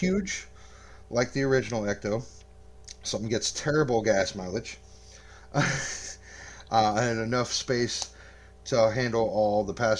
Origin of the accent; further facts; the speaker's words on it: Arkansas, United States; now in Bartonville, United States; I hail from the Bartonville, Peoria area currently. I'm originally from Arkansas, but now we live in Illinois.